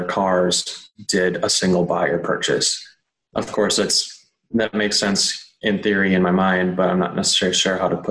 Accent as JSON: {"language": "English", "town": "Milwaukee", "region": "Wisconsin", "country": "United States", "moved": "as an adult", "lives_now": "Nashville, United States", "said": "I'm originally from Milwaukee"}